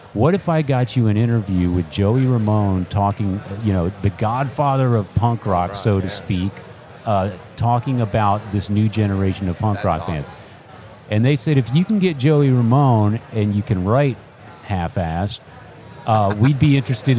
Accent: San Antonio, Texas, United States; now in Austin, United States; been in Austin for like 28 years, but prior to that, in my formative years, as a teenager, mm-hmm. I was growing up in San Antonio

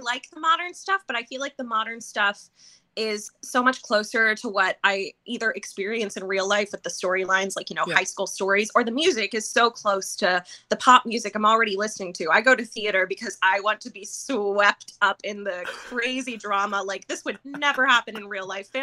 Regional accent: Baltimore, Maryland, United States; moved away as an adult; now in New York, United States; I am originally from Baltimore, Maryland

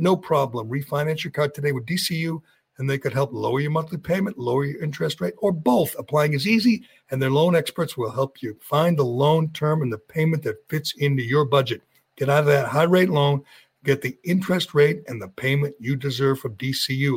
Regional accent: Chelmsford, Massachusetts, United States; my my hometown, my my area, my city, Chelmsford

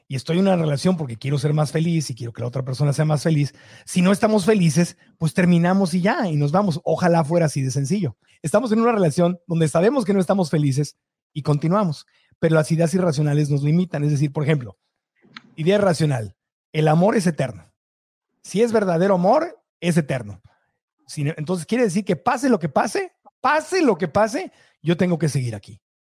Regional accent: Mexico; moved away as an adult; now in United States; Cuando me mudé de México a Estados Unidos, estaba yo comprometido en una relación que no era buena ni para ella ni para mí.

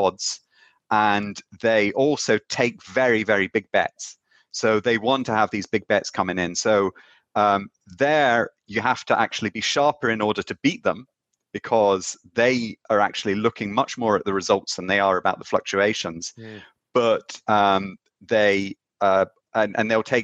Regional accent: Scotland, United Kingdom; I grew up in Scotland

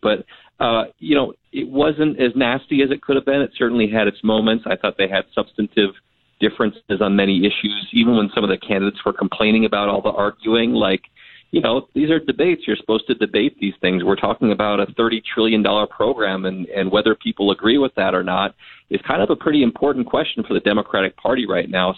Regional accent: Minnesota, United States; as a Minnesotan

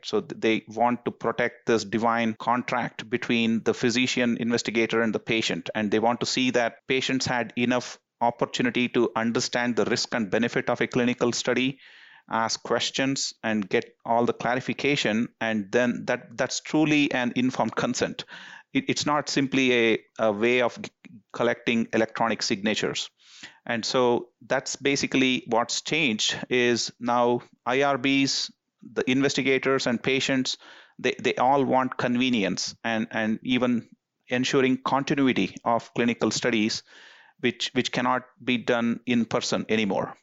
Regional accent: India; moved away as an adult; now in United States; as someone who was born and raised in India until, uh, college

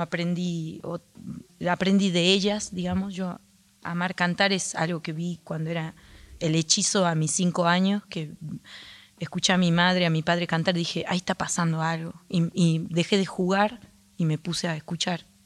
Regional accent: Andalgalá, Catamarca, Argentina; moved away as an adult; Yo soy de Andalgala.

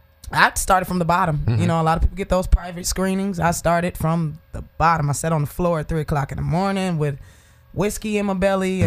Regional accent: Chicago, Illinois, United States; now in Arizona, United States; I am from Chicago.

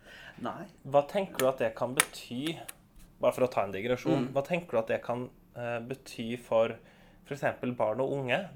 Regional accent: Oslo, Norway; moved away as an adult; also born or lived in London; Jeg er fra Oslo. Hvor i Oslo? Høybråten. Ytterst i Groruddalen.

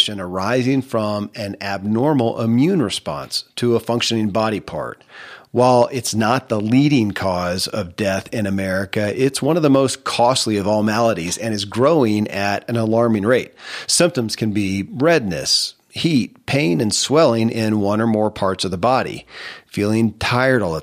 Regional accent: Kentucky, United States; born or raised there

